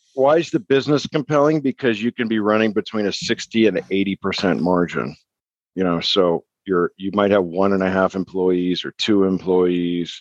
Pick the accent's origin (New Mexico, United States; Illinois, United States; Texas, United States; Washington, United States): New Mexico, United States; moved away as an adult; also born or lived in Arizona / San Diego; I was born and raised in New Mexico